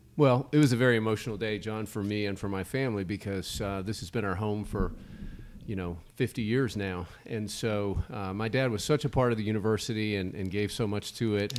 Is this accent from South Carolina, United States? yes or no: no; Starkville, Mississippi, United States; growing up in a college town